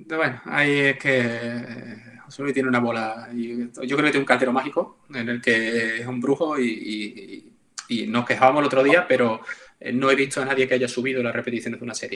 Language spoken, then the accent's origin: Spanish; Seville, Andalusia, Spain; yo soy de Sevilla